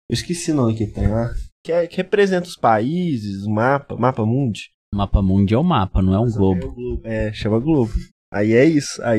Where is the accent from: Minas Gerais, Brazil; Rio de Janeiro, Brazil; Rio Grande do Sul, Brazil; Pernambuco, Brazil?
Minas Gerais, Brazil; É, mas como bom mineiro que eu sou, eu considero Ouro Preto.